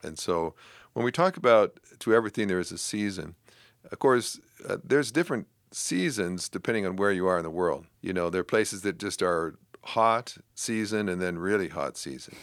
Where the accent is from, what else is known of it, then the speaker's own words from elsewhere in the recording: Canada; I grew up in Canada